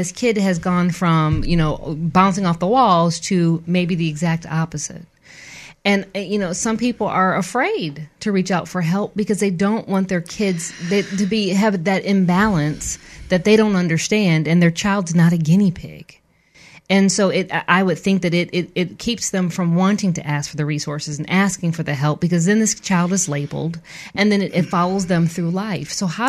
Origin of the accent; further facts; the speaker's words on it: the North, United States; I'm very city, and I'm from the north.